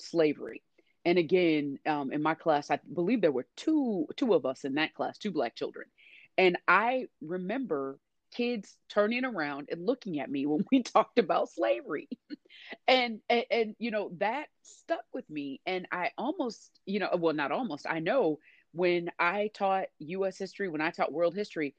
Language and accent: English; Indianapolis, Indiana, United States; moved away as an adult; now in Washington, D.C., United States; I was born and raised in Indiana